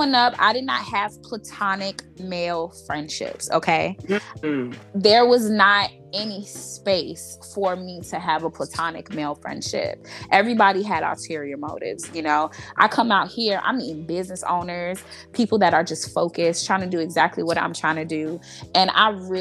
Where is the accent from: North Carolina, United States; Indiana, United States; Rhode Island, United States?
Indiana, United States; Gary; moved away; also born or lived in Chicago Heights, Illinois; I grew up in Gary, Indiana